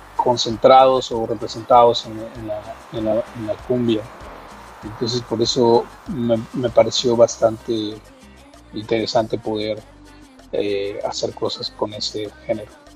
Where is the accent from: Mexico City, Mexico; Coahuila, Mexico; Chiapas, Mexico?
Mexico City, Mexico; Yo en la Ciudad de México, soy, soy del, del de la Ciudad de México.